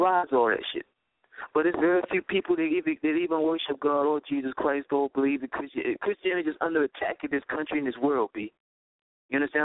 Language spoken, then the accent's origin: English; New York City, New York, United States; now in Atlanta, United States; I'm from Brooklyn, New York, so growing up in New York, it was a melting pot.